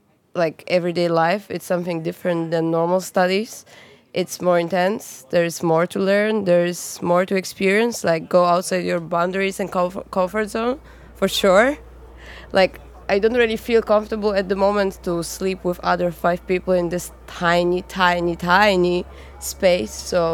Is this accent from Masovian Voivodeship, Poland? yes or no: no; Gdańsk, Pomeranian Voivodeship, Poland; now in Zurich, Switzerland; I come from Poland, from Gdańsk, which is a city size of Zurich at the coast in the north.